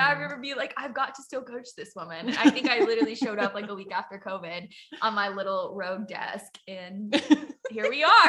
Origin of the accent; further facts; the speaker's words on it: Southwest Louisiana, United States; moved away as an adult; now in Huntington Beach, United States; But I'm from Louisiana, but I live in California. I live in Huntington Beach, California. It is beautiful there. Definitely different than what I was raised in the middle of the country in Louisiana.